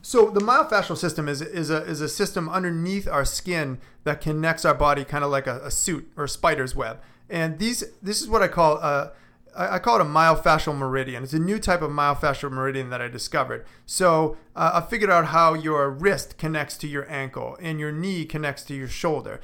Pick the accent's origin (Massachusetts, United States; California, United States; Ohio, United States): Massachusetts, United States; Boston; moved away as an adult; I'm originally from Boston